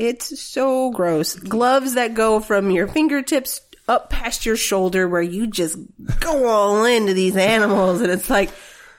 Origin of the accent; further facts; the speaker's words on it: the South, Southern United States, United States; also born or lived in Texas; We are from the South